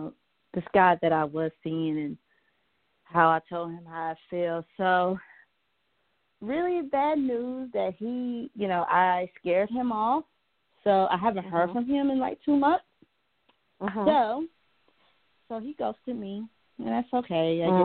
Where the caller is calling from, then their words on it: Georgia, United States; from Georgia.